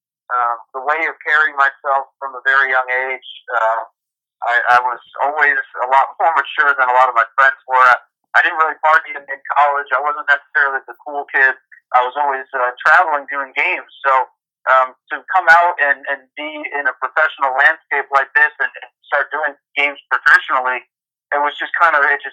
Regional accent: Connecticut, United States; moved away as an adult; I grew up in Connecticut

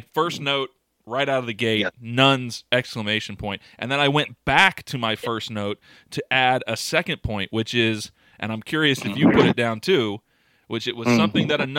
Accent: Florida, United States; you and I grew up in Florida

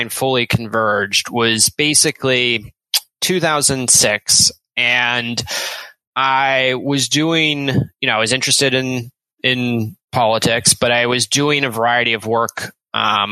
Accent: Richmond, Virginia, United States; I grew up in Richmond, Virginia

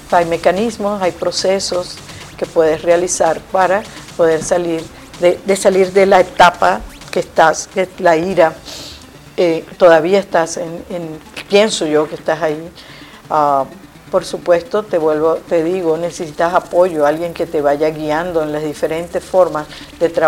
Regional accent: Venezuela; moved away; mi mamá murió estando yo aquí eh, después que me vine de Venezuela no pude estar allá en, Venezuela.

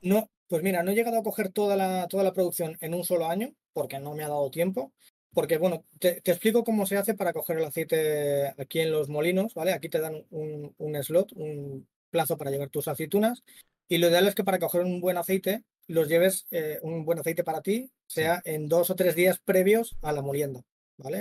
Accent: Madrid, Community of Madrid, Spain; now in Málaga, Spain; yo soy de Madrid, pero vivo en Málaga ahora

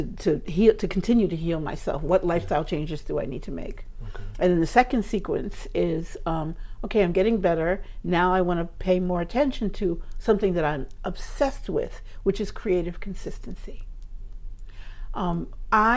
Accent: New York City, New York, United States; also born or lived in Harlem / St. Albans / Queens Village; I was born in Harlem, raised until I was a little kid in Queens, in Harlem, and then we went to St. Albans

